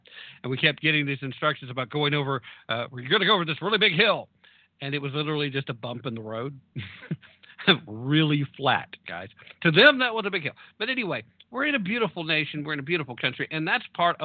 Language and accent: English; Tennessee, United States; my home state of Tennessee